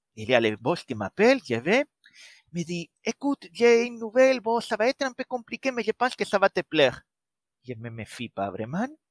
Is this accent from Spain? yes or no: yes; Spain; accent: Spanish; French is a second language; moved away as an adult; now in Brittany, France; je suis espagnol et malgré avoir passé déjà plus de vingt ans à la pointe de la Bretagne, l'accent ne part pas